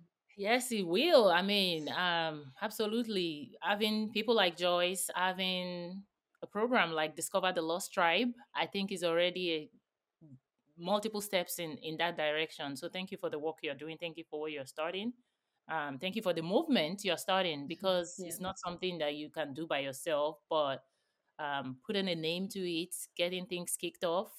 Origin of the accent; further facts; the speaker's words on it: Nigeria; moved away; I grew up in Nigeria